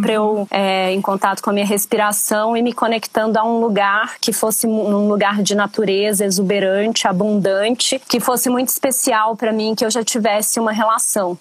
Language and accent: Portuguese; Brasília, Federal District, Brazil; eu sou nascida em Brasília, minha família é paraense, meu pai e minha mãe vieram de Belém, enfim, cresci em meio ao cerrado